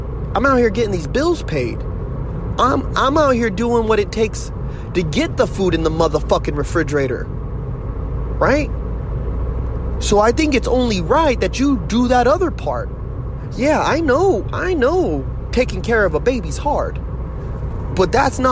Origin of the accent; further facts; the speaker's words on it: United States; I'm an American